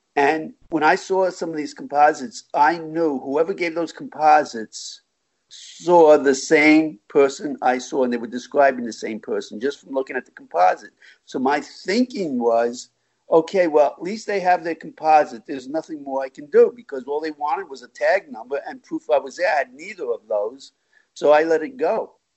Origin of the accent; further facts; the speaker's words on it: Long Island, New York, United States; now in Florida, United States; originally I'm from New York, Long Island, and uh, in 1972 I moved to Florida following my parents down here.